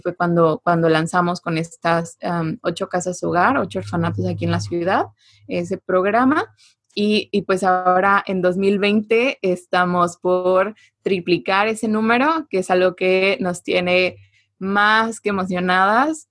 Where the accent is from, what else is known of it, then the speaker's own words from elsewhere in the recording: Mexico; es algo que tenemos como mexicanos, esta empatía muy desarrollada